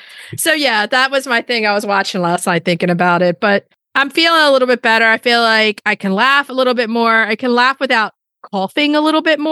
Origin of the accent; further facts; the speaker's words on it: Baltimore, Maryland, United States; they met in Baltimore, which everybody knows that's where we're from, born and bred in Baltimore.